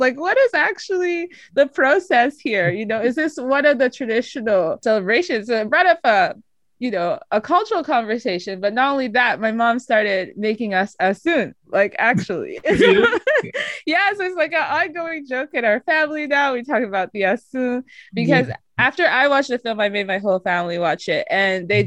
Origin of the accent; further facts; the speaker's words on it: Nigeria; as a Nigerian